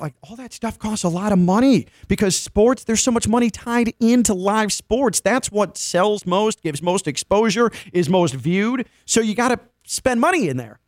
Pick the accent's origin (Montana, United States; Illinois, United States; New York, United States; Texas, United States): Illinois, United States; Chicago; now in South Florida, United States; I'm a Chicagoan through and through, born and raised